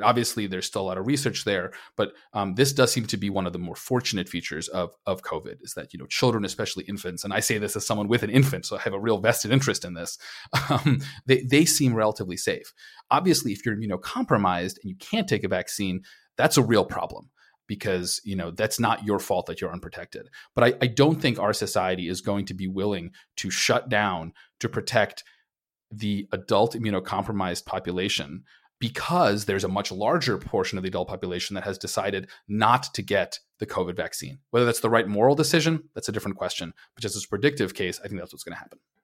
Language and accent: English; Minnesota, United States; as a Minnesotan